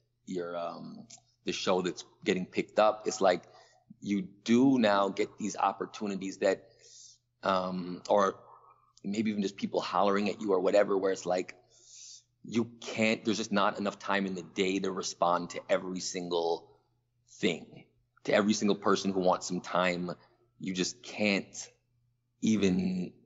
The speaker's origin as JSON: {"language": "English", "town": "Toronto", "region": "Ontario", "country": "Canada", "tie": "born or raised there", "also_born_or_lived": "New York / Atlanta", "moved": "as an adult", "said": "I growing up in Toronto, which is it's the main city in Canada"}